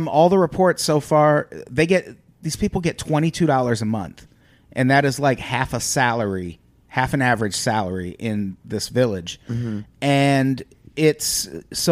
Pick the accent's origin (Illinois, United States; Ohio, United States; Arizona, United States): Illinois, United States; I grew up in Illinois